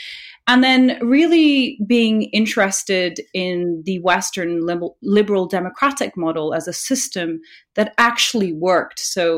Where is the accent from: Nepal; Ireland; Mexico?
Nepal; now in United Kingdom; growing up in Nepal, you know, a country in South Asia